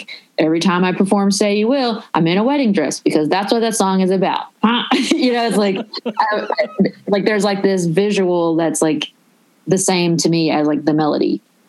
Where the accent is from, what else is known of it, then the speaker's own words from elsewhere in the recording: the South, United States; It was like such a rarity for a Southern girl to be there. And, I guess because of my accent and stuff, people wanted to talk to me and ask me a bunch of questions.